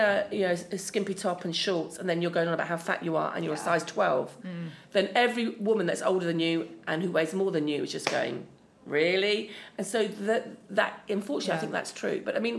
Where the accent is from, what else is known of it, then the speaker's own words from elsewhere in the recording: Austria; accent: Viennese and Upper Austrian; English is a second language; My intonation is still Austrian.